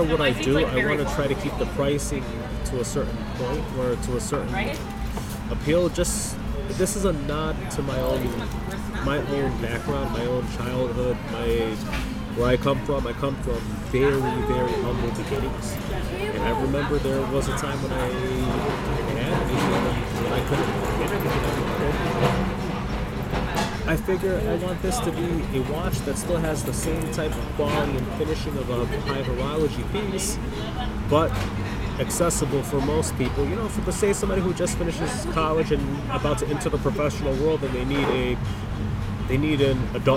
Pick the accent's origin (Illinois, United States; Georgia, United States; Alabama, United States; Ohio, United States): Illinois, United States; Chicago; I'm from Chicago